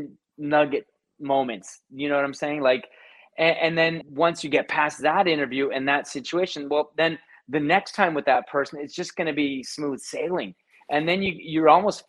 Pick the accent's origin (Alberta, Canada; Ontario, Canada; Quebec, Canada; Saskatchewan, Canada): Ontario, Canada; Hamilton; moved away as an adult; also born or lived in Toronto; I'm from Hamilton, as you know, originally, but when I made the move to Toronto for my job